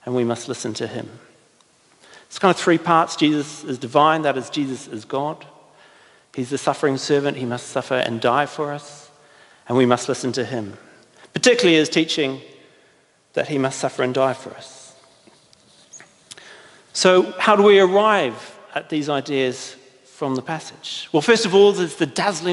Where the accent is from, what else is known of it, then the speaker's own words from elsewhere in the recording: New Zealand; I'm from New Zealand